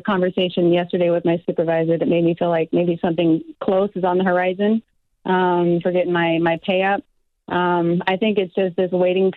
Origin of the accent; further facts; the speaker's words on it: Arizona, United States; So I work remotely, so I could probably buy in other states and other markets, but my son's father's here and I really just don't want to leave my home state.